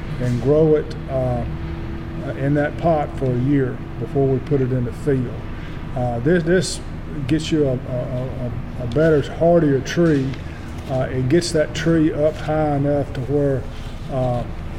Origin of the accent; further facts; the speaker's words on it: Shelby County, Tennessee, United States; moved away as an adult; now in Hardeman County, United States; My wife and I grew up in Shelby County